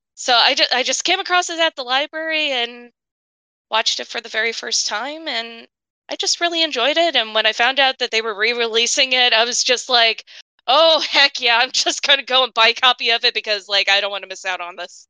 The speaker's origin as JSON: {"language": "English", "region": "Illinois", "country": "United States", "tie": "born or raised there", "said": "I'm from Illinois and I used to grow up, like, an hour north of Chica, like, hour, hour and a half north of Chicago."}